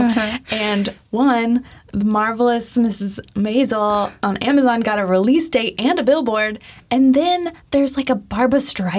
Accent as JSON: {"language": "English", "region": "Midwest", "country": "United States", "tie": "born or raised there", "moved": "yes", "lives_now": "Los Angeles, United States", "said": "growing up in the Midwest"}